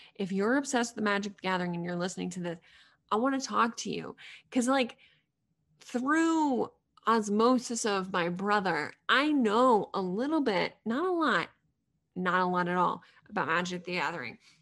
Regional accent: Middlesex County, near Boston, Massachusetts, United States; I'm from a small town outside of Boston by about thirty minutes in Middlesex County

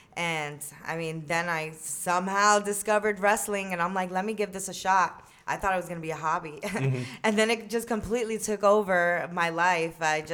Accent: New York, United States; moved away as an adult; No, yeah, I moved from New York to Florida for college, and I went to college out there.

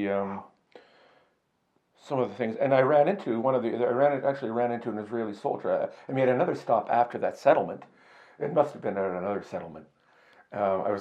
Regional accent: Canada; I'm a reporter from Canada

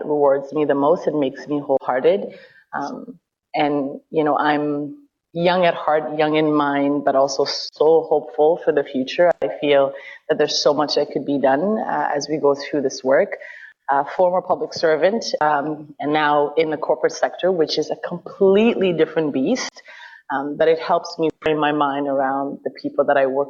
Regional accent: Ottawa, Ontario, Canada; also born or lived in East Africa; I'm from Ottawa

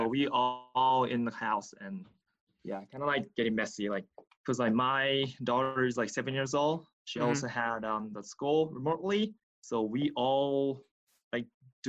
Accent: Tokyo, Japan; English is a second language; moved away as an adult; I was born and raised in Tokyo.

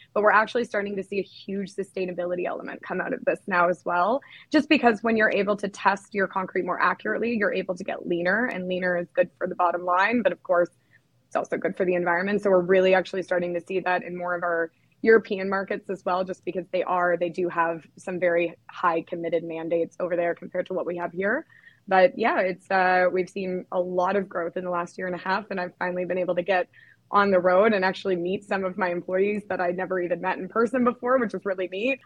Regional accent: Canada; I'm actually from Canada

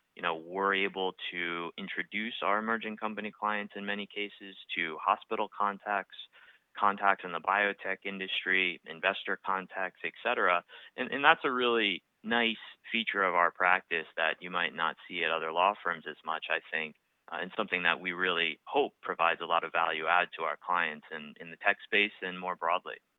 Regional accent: outside of Boston, Massachusetts, United States; also born or lived in Vail, Colorado; I grew up outside of Boston, so it's also my hometown

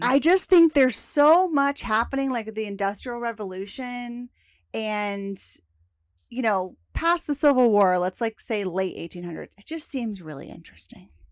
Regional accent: Lexington, Kentucky, United States; moved away as an adult; also born or lived in Alabama; now in Dallas, United States; we moved back home to where my parents were from, which is Lexington, Kentucky

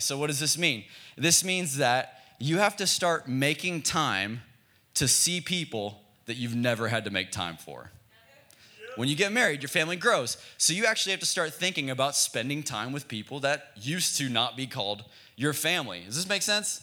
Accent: Frisco, Texas, United States; now in Oklahoma City, United States; We're from Dallas, Texas. We're from a suburb in Dallas called Frisco.

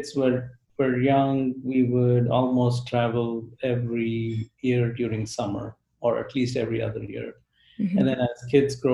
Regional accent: Bangalore, Karnataka, India; moved away as an adult; also born or lived in Tamil Nadu; now in Texas, United States; I grew up, so I was born in one state. It's called Tamil Nadu. But I did grow up in a state called Karnataka. But the more important was the city that people are more familiar with, which is Bangalore.

